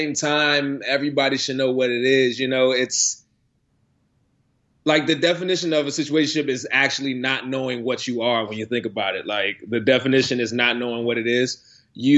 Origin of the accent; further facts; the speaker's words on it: Maryland, United States; moved away as an adult; now in New York, United States; I moved to New York from Maryland about 5 years ago.